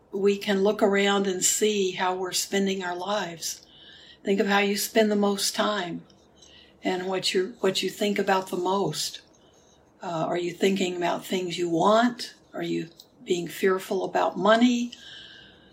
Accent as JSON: {"language": "English", "town": "Houston", "region": "Texas", "country": "United States", "tie": "born or raised there", "moved": "yes", "said": "Houston where I grew up, where I was born. So my hometown"}